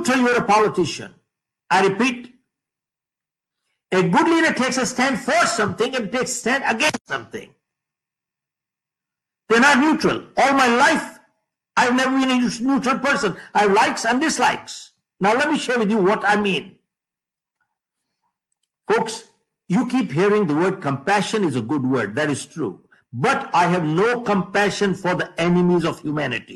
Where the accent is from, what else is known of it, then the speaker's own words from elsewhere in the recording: India; moved away as an adult; now in United States; I've been living in the US for the past 45 years, but I'm an Indian.